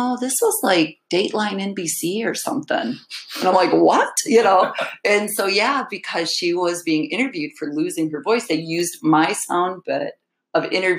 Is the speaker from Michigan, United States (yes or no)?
yes; Alpena, Michigan, United States; I grew up in Alpena